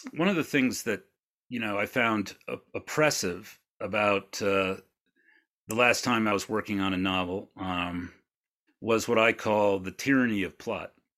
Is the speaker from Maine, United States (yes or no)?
yes; Maine, United States; I grew up in Maine in a, in a small town